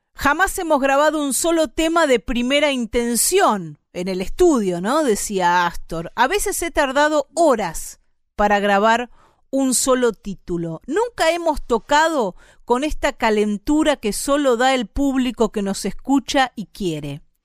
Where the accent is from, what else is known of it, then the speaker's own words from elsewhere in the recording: Argentina; nos ha llevado a nosotros y a nosotras como argentinos y argentinas por todo el mundo